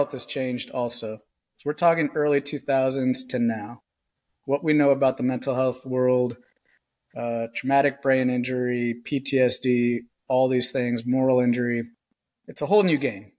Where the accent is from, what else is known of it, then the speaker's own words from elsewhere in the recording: Southern California, United States; I grew up in Southern California